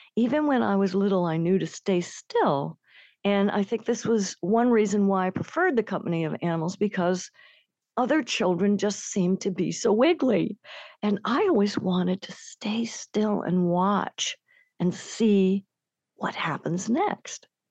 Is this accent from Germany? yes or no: yes; Germany; I was born in Germany